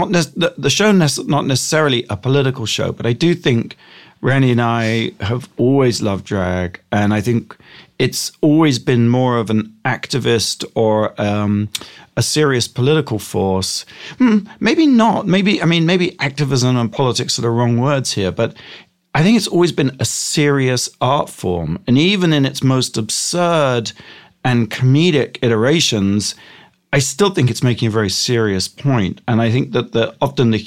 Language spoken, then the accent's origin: English; Gosport, South East England, United Kingdom; moved away as an adult; now in United States; I grew up in England